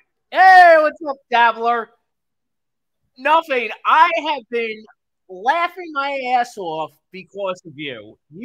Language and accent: English; New York, United States; Oh, I'm from New York.